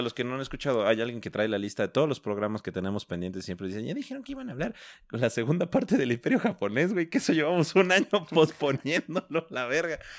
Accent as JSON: {"language": "Spanish", "country": "Mexico", "said": "como somos mexicanos"}